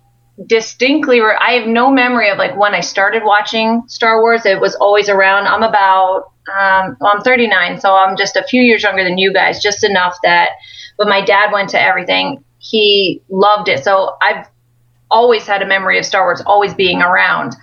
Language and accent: English; Williamsport, Pennsylvania, United States; also born or lived in Troy, Pennsylvania; I'm originally from Williamsport, Pennsylvania, but I now live in Troy